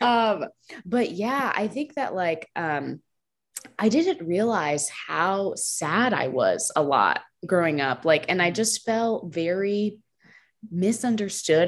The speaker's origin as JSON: {"language": "English", "region": "New Jersey", "country": "United States", "tie": "born or raised there", "also_born_or_lived": "Lynchburg, Virginia", "moved": "as an adult", "lives_now": "Georgia, United States", "said": "I grew up um, in New Jersey, North Jersey, so, like, right across the George Washington Bridge, um, so I was there, like, born there and stayed there through, like, through college"}